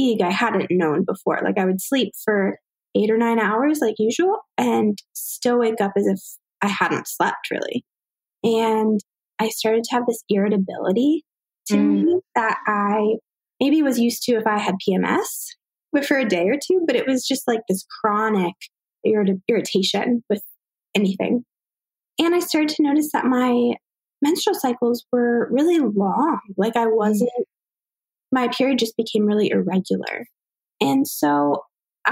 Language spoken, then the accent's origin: English; Virginia, United States; I'm from Virginia